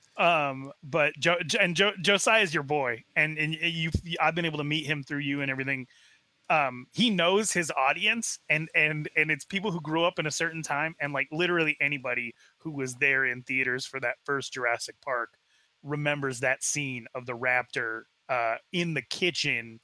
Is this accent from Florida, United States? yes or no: no; Arizona, United States; I was raised in Arizona, very far away from the reservation